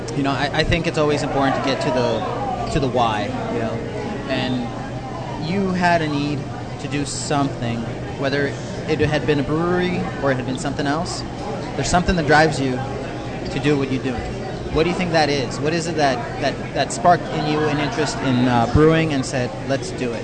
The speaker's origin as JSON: {"language": "English", "town": "San Diego", "region": "California", "country": "United States", "tie": "born or raised there", "also_born_or_lived": "Otay Mesa", "said": "I grew up in North Park"}